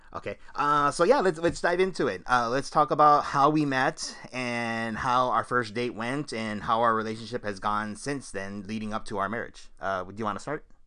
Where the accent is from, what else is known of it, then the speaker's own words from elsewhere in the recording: Southern California, United States; we're both from the Southern California area